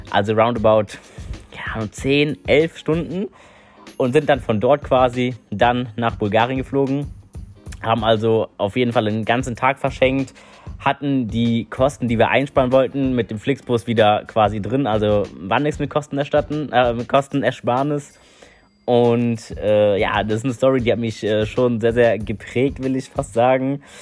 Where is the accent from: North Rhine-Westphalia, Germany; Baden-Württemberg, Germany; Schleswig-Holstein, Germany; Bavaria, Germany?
North Rhine-Westphalia, Germany; also ihr müsst wissen, ich bin aus NRW.